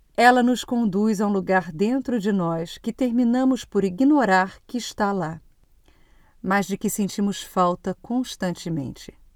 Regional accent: Brazil; moved away as an adult; now in Portugal; E o ano que eu saí do Brasil foi muito intenso

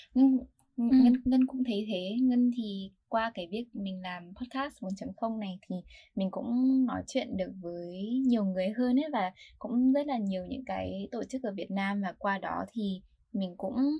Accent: Vietnam; now in United States; mình có background là người Việt Nam và mình là người học sinh học ở Mỹ

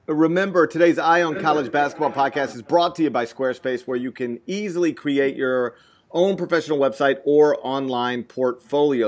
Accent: Memphis, Tennessee, United States; I growing up in Memphis

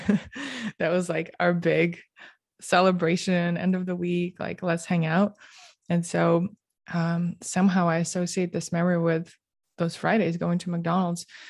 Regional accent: Moscow, Russia; also born or lived in Canberra, Australia; growing up in Moscow

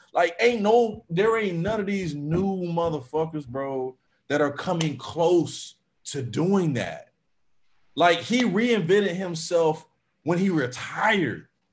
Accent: Florida, United States; I'm I'm from Florida. I'm from the South

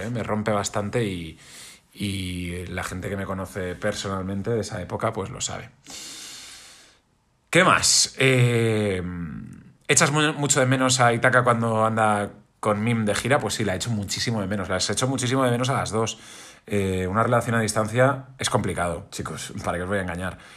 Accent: Catalonia, Spain; soy una persona que evidentemente se siente catalán, me siento español, me siento europeo, me siento, me siento del, mundo.

